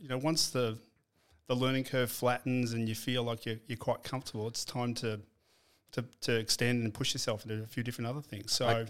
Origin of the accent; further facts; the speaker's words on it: Shepparton, Victoria, Australia; I was born in Shepparton.